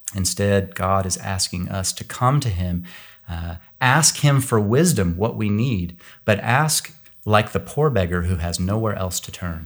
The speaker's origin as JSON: {"language": "English", "region": "Kansas", "country": "United States", "tie": "born or raised there", "moved": "yes", "lives_now": "California, United States", "said": "I live in California now, but I grew up in Kansas"}